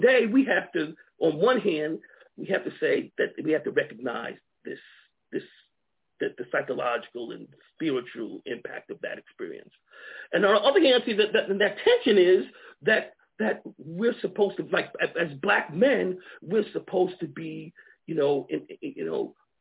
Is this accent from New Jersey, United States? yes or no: no; Long Island, New York, United States; moved away as an adult; also born or lived in Alabama / Georgia / Akron, Ohio; now in Montgomery, United States; I grew up in New York, Long Island, New York, you know, and so I came to Alabama really as a student in college